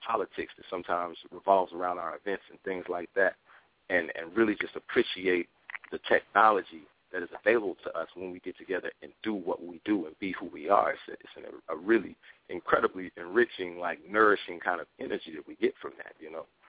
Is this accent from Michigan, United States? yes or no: no; Dayton, Ohio, United States; moved away as an adult; also born or lived in New York; growing up in Dayton, Ohio